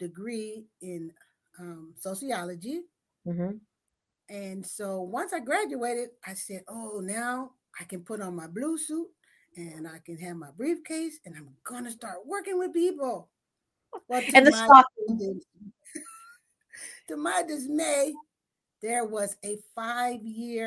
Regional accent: San Francisco, California, United States; I was raised in San Francisco in the Western Addition

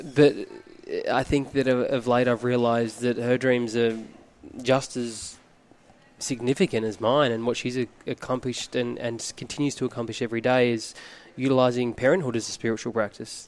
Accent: Phillip Island, Victoria, Australia; born and raised on Phillip Island in Victoria, which is where we are right now

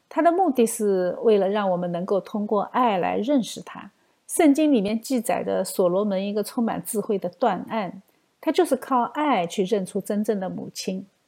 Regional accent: China; 我们中国人

